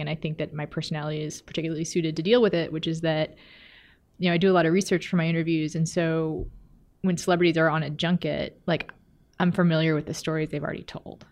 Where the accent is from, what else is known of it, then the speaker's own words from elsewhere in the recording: Texas, United States; now in Minneapolis, United States; I'm from Texas